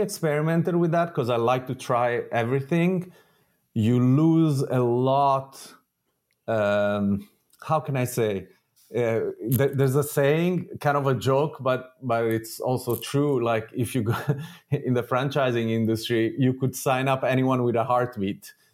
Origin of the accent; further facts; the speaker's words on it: Italy; moved away; I grew up in Italy